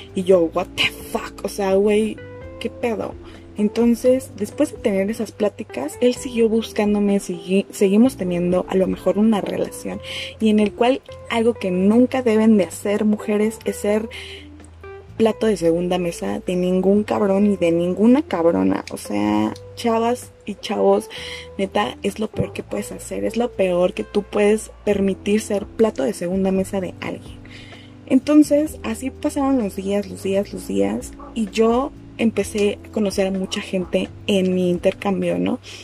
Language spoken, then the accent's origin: Spanish; Mexico City, Mexico; also born or lived in Chetumal, Quintana Roo; Yo soy de la Ciudad de México, me fui a estudiar a Chetumal